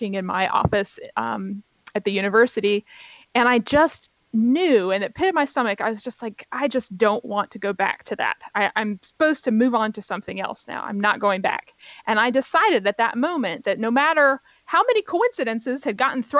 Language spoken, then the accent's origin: English; Virginia, United States; also born or lived in New York; here in Virginia, where both you and I live. This is my home state